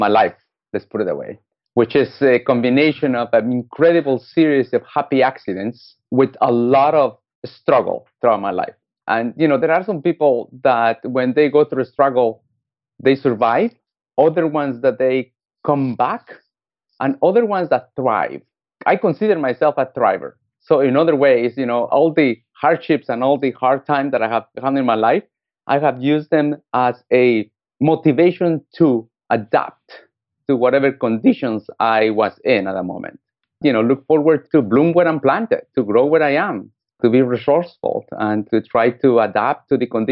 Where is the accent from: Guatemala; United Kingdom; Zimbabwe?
Guatemala; English is a second language; moved away as an adult; also born or lived in United States; I was born in Guatemala, Central America